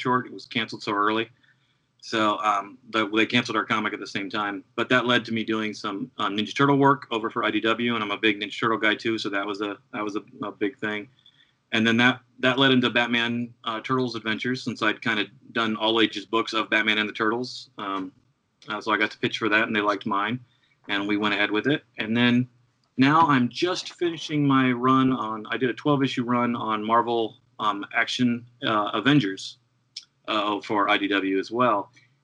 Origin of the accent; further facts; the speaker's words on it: Ohio, United States; moved away as an adult; also born or lived in New York City; I grew up in Ohio